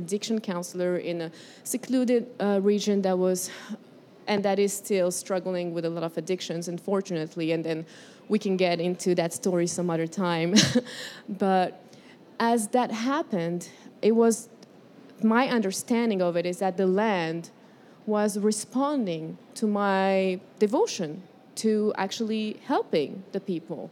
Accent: Morocco; moved away as an adult; also born or lived in Colombia / California; now in United States; I was born in Colombia, raised in Morocco

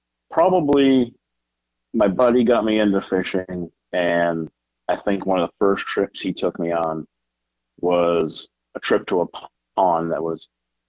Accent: Lakes Region, New Hampshire, United States; moved away as an adult; also born or lived in Gulf Coast; I'm from the Lakes region of New Hampshire.

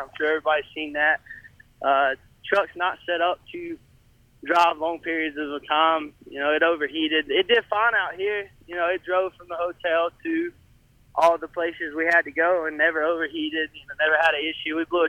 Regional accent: Gold Hill, North Carolina, United States; Gold Hill, North Carolina.

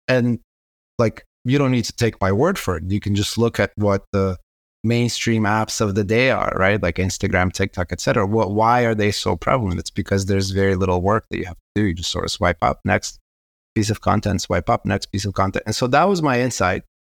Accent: Israel; also born or lived in Kazakhstan; I immigrated to Israel when I was nine

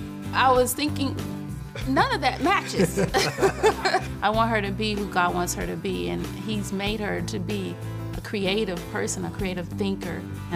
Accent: Detroit, Michigan, United States; I was born in Detroit, Michigan. I was a ward of the court. I was raised by my great aunt and my great uncle.

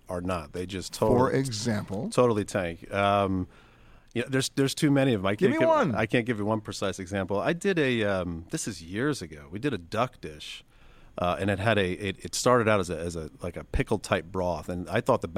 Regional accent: Connecticut, United States; I grew up in Connecticut

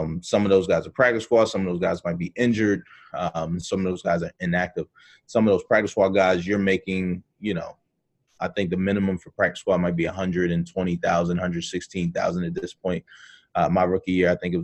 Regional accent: Baltimore, Maryland, United States; moved away; from Baltimore, Maryland, originally

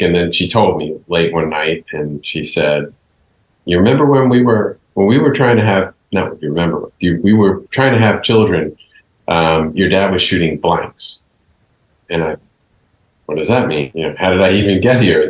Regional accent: New York, United States; I was born in Bronx Hospital

